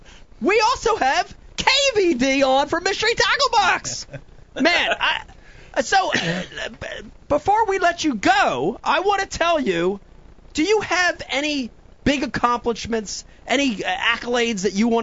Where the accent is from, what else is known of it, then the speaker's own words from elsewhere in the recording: New Jersey, United States; accent: New Jersey; That's just my New Jersey accent.